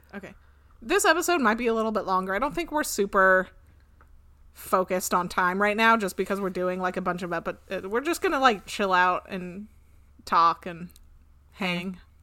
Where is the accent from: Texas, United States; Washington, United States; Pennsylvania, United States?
Washington, United States; moved away; I grew up on the West Coast